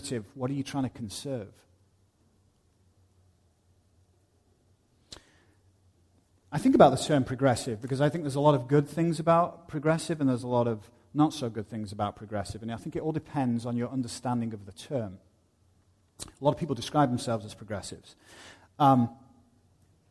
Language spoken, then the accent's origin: English; United Kingdom; moved away; I go back to my home country of the UK